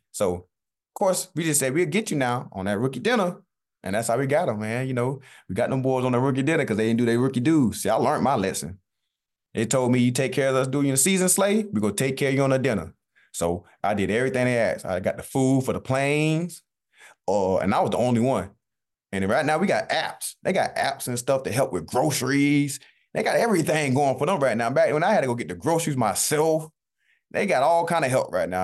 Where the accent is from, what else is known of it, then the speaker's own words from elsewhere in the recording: Southeast Georgia, United States; moved away; I'm from Southeast Georgia.